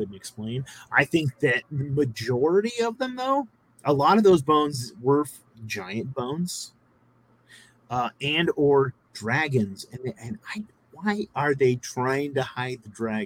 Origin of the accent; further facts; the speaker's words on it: California, United States; I grew up in California